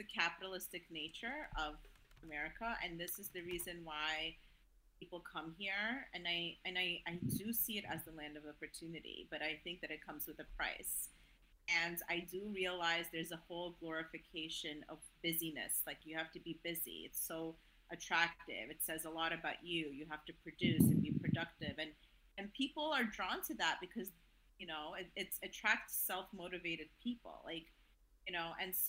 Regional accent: Azerbaijan; now in United States

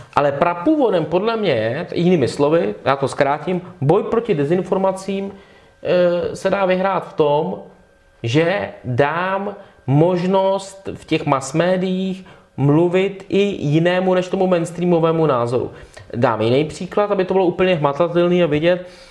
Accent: Czechia; u nás, v Polsku, na Slovensku, v Maďarsku, to prostě vnímáme přirozeně citlivě, protože jsme tady tu cenzuru 40 let zažili

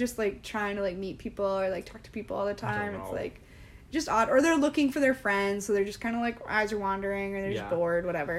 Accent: Midwest, United States; in the Midwest, my hometown has one, too.

